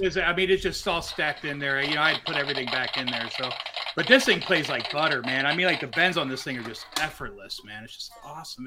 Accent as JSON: {"language": "English", "town": "Westland", "region": "Michigan", "country": "United States", "tie": "born or raised there", "also_born_or_lived": "Detroit, Michigan", "moved": "as an adult", "lives_now": "California, United States", "said": "I grew up in Westland, Michigan"}